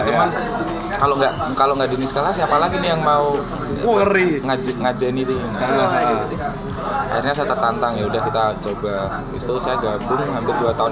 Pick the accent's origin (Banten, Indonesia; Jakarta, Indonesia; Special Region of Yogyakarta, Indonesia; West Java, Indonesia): Banten, Indonesia; Cilegon; di tempatku, di kampung halamanku tuh masih ada kayak gitu. Mana Open Regis di Cilegon. Oh, Cilegon. Cilegon barat mas.